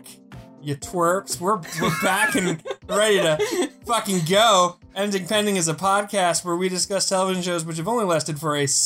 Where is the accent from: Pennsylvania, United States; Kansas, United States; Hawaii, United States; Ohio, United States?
Pennsylvania, United States; Philadelphia; I'm from Philly, baby.